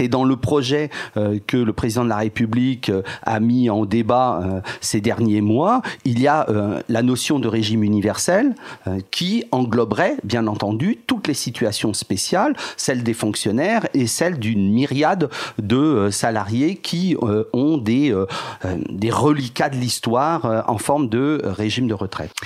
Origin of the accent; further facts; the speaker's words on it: France; nous sommes français